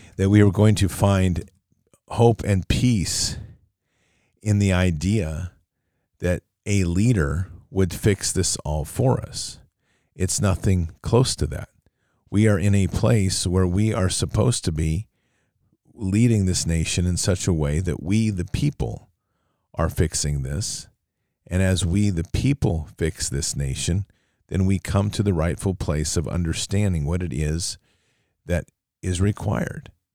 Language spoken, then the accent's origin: English; United States; as an American public